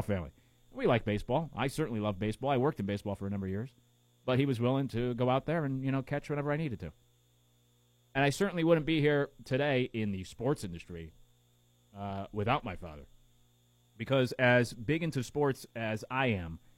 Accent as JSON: {"language": "English", "region": "Connecticut", "country": "United States", "tie": "born or raised there", "said": "We grew up in Connecticut"}